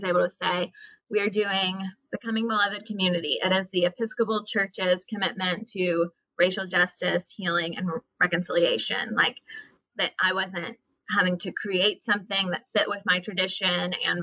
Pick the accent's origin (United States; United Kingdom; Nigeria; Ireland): United States; Oxford, Mississippi; I grew up in Mississippi, in Oxford